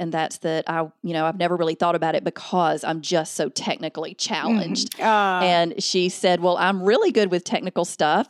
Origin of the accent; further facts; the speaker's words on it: Alabama, United States; Yes, I am in Alabama. I was born and raised in Alabama, so you can't hide that Southern.